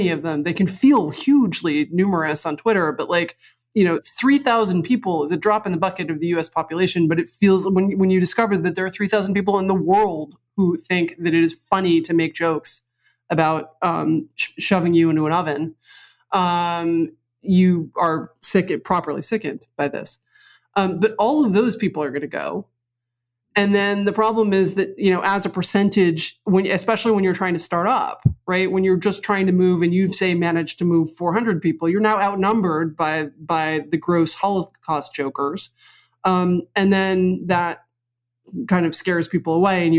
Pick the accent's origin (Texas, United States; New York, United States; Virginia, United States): New York, United States; New York City; I grew up on the Upper West Side.